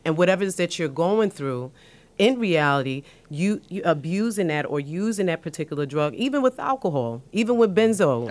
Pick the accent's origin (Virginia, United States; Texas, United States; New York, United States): New York, United States; New York City; I was born and raised in the South Bronx